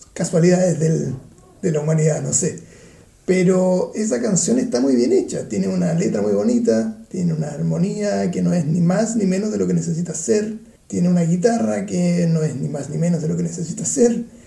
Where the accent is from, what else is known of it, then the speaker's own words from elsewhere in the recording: Chile; now in Vienna, Austria; soy chileno